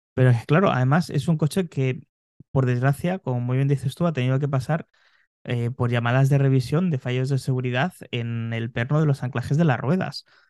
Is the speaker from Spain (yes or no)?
yes; Spain